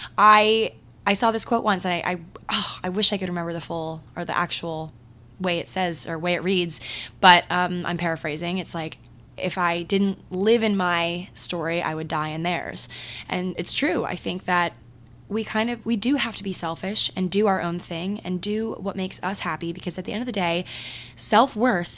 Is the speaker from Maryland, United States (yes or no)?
yes; Maryland, United States; moved away; my hometown in Maryland